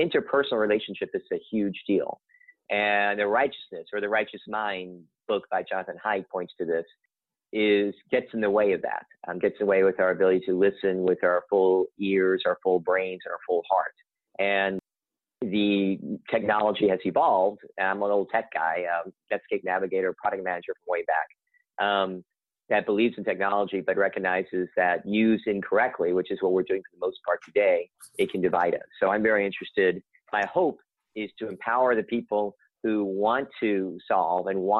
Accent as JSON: {"language": "English", "region": "Kentucky", "country": "United States", "moved": "yes", "lives_now": "San Francisco, United States", "said": "I'm from Kentucky originally."}